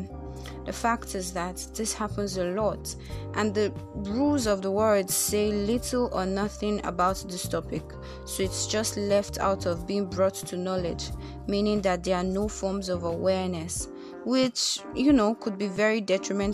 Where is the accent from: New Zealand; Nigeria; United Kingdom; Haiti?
Nigeria; I am Nigerian